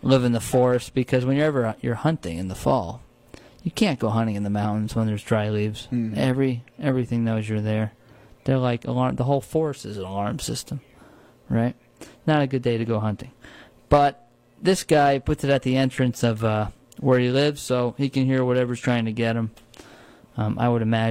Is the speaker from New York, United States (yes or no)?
yes; Shawangunk Ridge, New York, United States; where I grew up on the Shangham Ridge